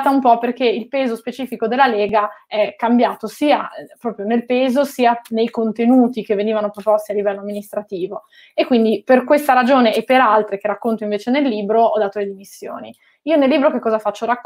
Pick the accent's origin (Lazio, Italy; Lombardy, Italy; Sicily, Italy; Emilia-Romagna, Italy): Lombardy, Italy; Milan; born there; also born or lived in Genoa; Io sono nata a Milano, ma ho vissuto più di 13 anni a Genova e mi sono candidata lì con una lista civica